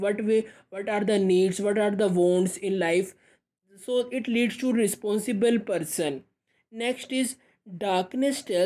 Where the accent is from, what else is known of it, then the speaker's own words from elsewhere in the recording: India; I am from India